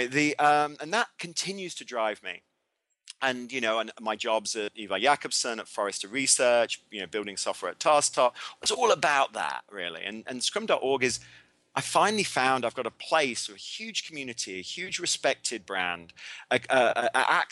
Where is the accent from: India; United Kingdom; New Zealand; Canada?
United Kingdom; England; I'm English, but I do have an American passport